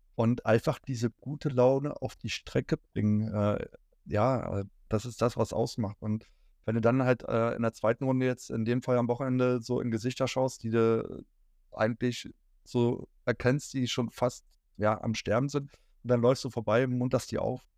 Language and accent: German; Berlin, Germany; moved away; Als gebürtiger Berliner